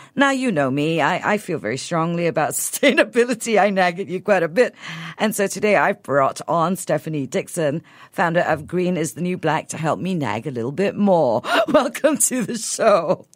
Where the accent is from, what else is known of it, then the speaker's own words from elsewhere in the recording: Sabah, Malaysia; moved away; I grew up in Sabah